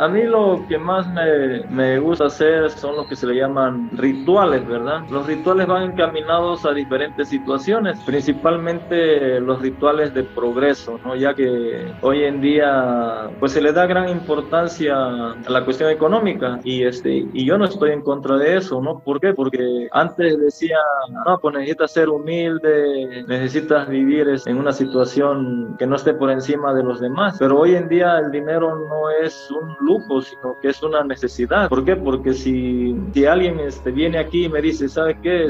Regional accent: Catemaco, Veracruz, Mexico; No, pues de Catemaco

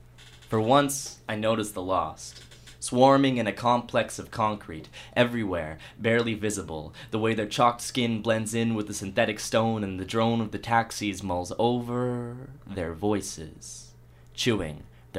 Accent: Alberta, Canada; also born or lived in United States; I was born in the States, and I was raised most of my life in Alberta.

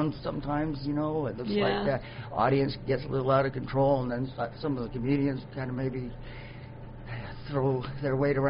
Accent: Vancouver, British Columbia, Canada; I was born and raised in Vancouver

